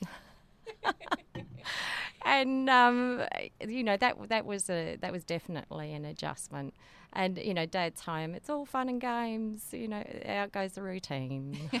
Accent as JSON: {"language": "English", "town": "Darwin", "region": "Northern Territory", "country": "Australia", "tie": "born or raised there", "also_born_or_lived": "McMinns Lagoon", "moved": "as an adult", "lives_now": "Nhulunbuy, Australia", "said": "I'm a Darwin girl"}